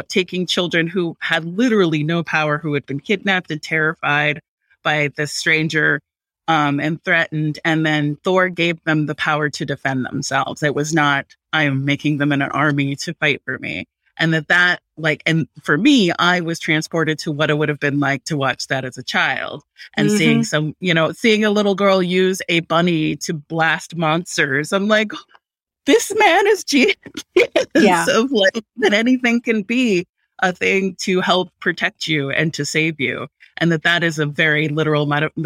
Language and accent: English; Hawaii, United States; I'm Pasifika, I'm Tongan, but I grew up in Hawaii